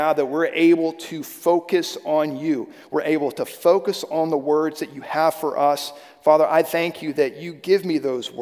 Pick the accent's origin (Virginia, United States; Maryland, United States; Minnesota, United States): Virginia, United States; Sterling; I grew up in a little town, it's not so little now, right outside of Washington, D.C., called Sterling, Virginia